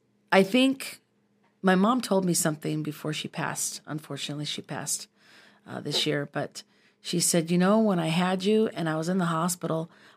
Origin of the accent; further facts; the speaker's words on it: Minnesota, United States; And I'm from Minnesota originally, and so I have a deep, dark knowledge of our city's history.